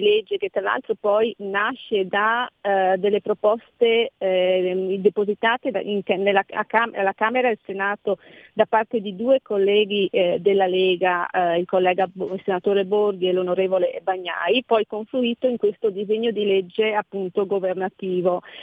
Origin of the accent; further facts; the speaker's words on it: Veneto, Italy; io sono Veneta, Venezia